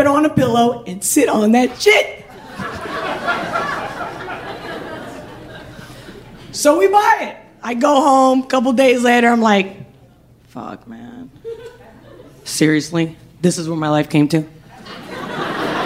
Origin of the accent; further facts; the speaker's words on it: Spain; moved away; I'm from Spain